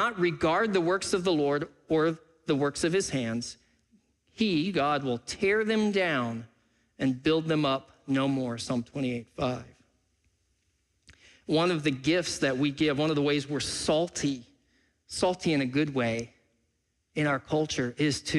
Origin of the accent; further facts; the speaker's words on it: Freeport, Texas, United States; also born or lived in Pacific Northwest; now in Seattle area, United States; I was born and raised in South Texas. I was born in Freeport, Texas.